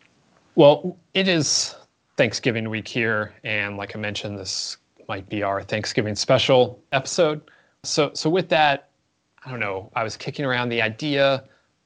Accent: Midwest, United States; I'm from the Midwest

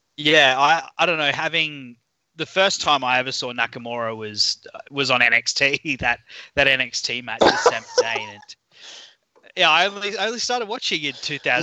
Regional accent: Australia; accent: Australian; by my accent, I'm I'm an Aussie

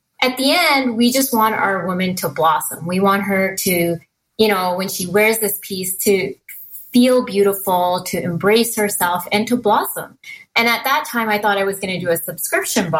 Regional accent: Merritt, British Columbia, Canada; I grew up in a very small town called Merritt, BC

